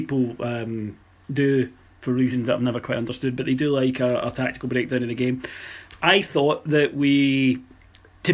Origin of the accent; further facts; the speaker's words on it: Scotland, United Kingdom; growing up in Scotland